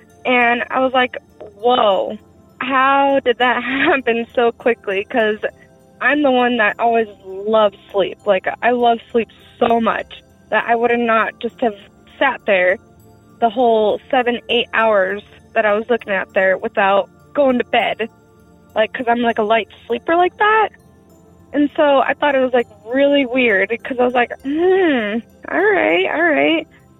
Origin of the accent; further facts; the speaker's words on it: Rock Springs, Wyoming, United States; I'm from Rock Springs, Wyoming, and where this happened.